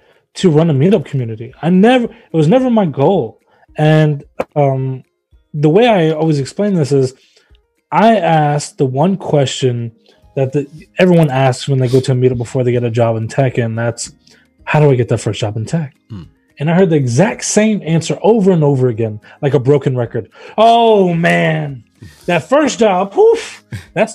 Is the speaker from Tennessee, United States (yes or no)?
yes; Memphis, Tennessee, United States; Memphis, I'm from Memphis, Tennessee